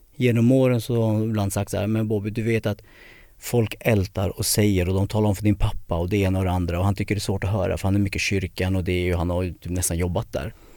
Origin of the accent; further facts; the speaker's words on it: Södertälje, Stockholm County, Sweden; jag är född i Södertälje 76